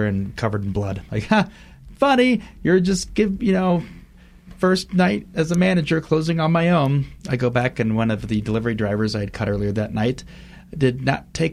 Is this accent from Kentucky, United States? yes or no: no; Fort Wayne, Indiana, United States; moved away; Fort Wayne, my hometown